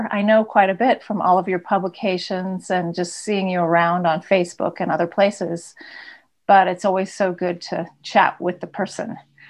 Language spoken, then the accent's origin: English; Yorkshire and the Humber, United Kingdom; born or raised there